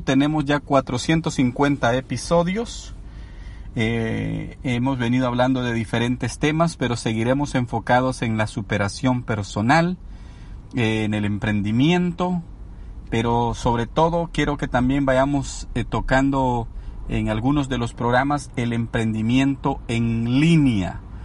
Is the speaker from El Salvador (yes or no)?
yes; El Salvador; moved away as an adult; also born or lived in Los Angeles, United States; now in United States; soy originario del Salvador, soy salvadoreño.